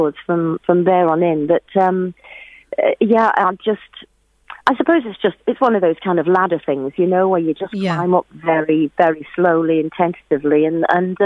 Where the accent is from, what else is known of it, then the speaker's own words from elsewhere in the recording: Shipley, Yorkshire and the Humber, United Kingdom; I was born in Shipley in Yorkshire